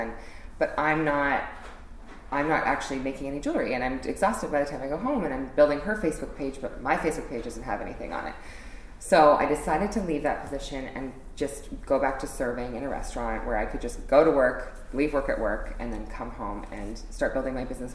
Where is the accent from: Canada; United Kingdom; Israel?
Canada; Edmonton, Alberta; now in Toronto, Canada; I grew up in Edmonton, Alberta